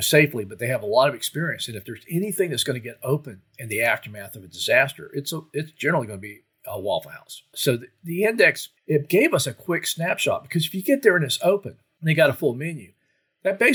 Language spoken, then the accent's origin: English; Florida, United States; as I was growing up in Florida